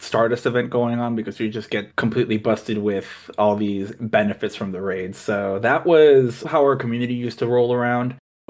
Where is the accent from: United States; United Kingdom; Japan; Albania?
United States; Los Angeles, California; I'm from Los Angeles